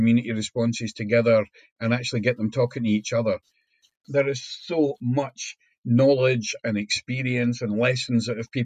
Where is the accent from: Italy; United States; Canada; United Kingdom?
United Kingdom; Scotland; we as a Scottish nation